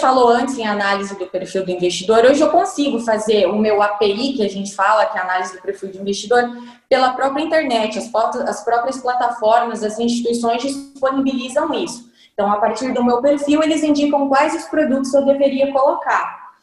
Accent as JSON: {"language": "Portuguese", "country": "Brazil", "said": "a gente é brasileiro ainda"}